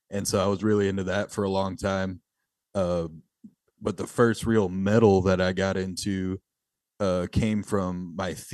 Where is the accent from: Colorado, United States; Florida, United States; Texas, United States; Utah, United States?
Texas, United States; Sheridan; we're all from the area of Eagle Lake. I'm from a small town called Sheridan, you know, um very rural conservative area, but um you know, there's probably 500 people in my hometown